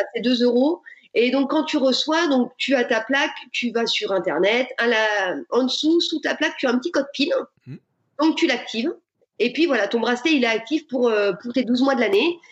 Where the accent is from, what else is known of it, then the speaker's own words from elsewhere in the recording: Burgundy, Bourgogne-Franche-Comté, France; je suis originaire de Bourgogne